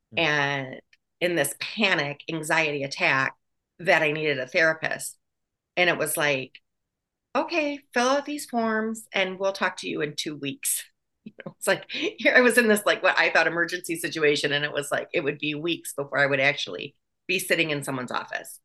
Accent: Wisconsin, United States; moved away as an adult; also born or lived in Chicago; I was born in Wisconsin.

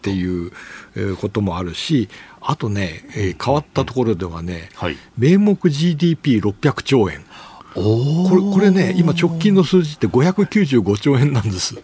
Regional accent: Toyama, Japan; 出身富山

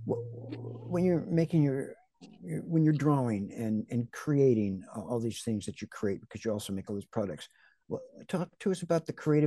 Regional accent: Los Angeles, California, United States; now in Seattle, United States; I was born and raised in L.A. as well. But I'm in Seattle now these days

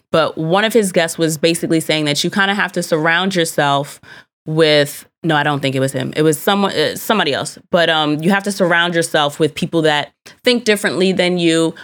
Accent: United States; I do enjoy being an American

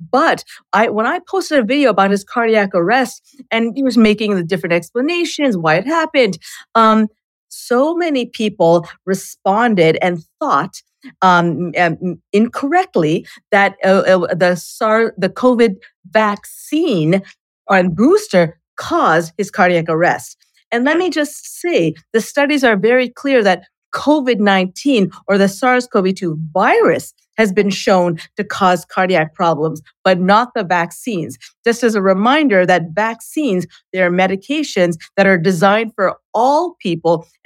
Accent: Canada; and I'm Canadian, so I got smallpox in Canada.

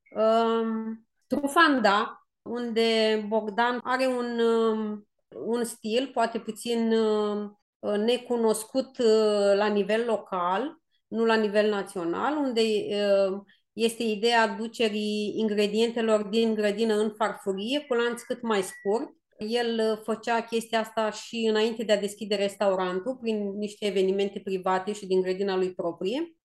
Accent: Bucovina, Romania; eu în Bucovina am crescut, la noi în Bucovina se fac niște sarmale destul de mari

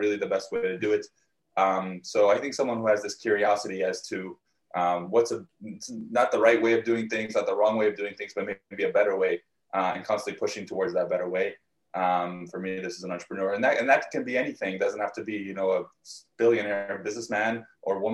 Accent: Canada; also born or lived in Soviet Union / Israel / United States / Brazil; when I was 5, I moved once more to Canada to where I live now

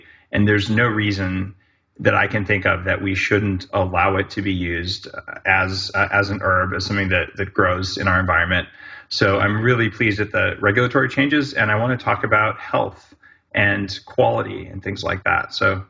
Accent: United States; now in Canada; I live in Canada, but I'm American

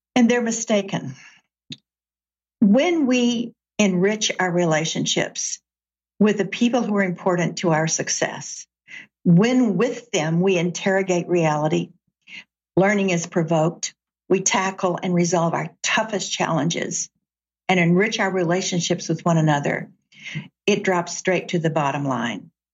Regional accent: Chattanooga, Tennessee, United States; now in Seattle, United States; I grew up in Chattanooga, Tennessee.

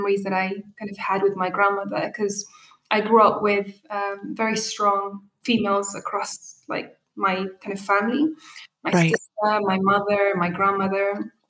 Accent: United Kingdom; first language Arabic; English is a second language; So my mother tongue is Arabic. I have this Ethiopian side. I have this Eritrean side. And I'm also British.

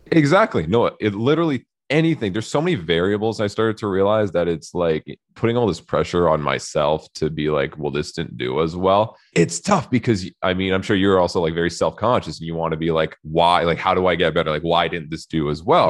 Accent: Canada; I'm Canadian

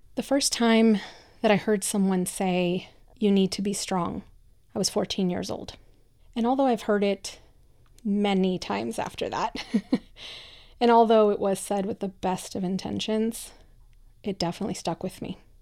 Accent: Michoacán, Mexico; English is a second language; moved away; I'm a first generation immigrant, I come from Mexico, from a very kind of traditional little town in the state of Michoacan.

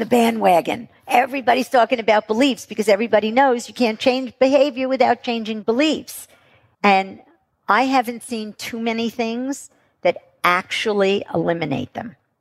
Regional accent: New York, United States; I'm from New York.

